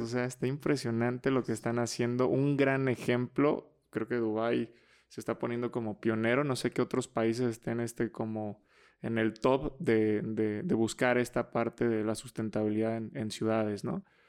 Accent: Mexico; somos mexicanos muy capaces

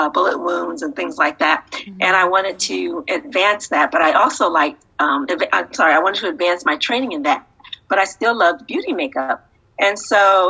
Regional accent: Ohio, United States; moved away; also born or lived in Texas / Arizona / Southern California; I'm originally from Ohio

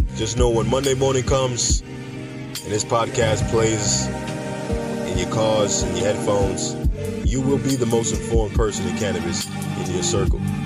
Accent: New York City, New York, United States; now in Florida, United States; New York. That's my hometown.

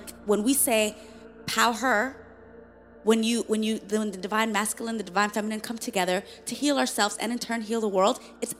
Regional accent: Somalia; We're from Somalia, former refugees. Best believe we know there's atrocities happening all over the world.

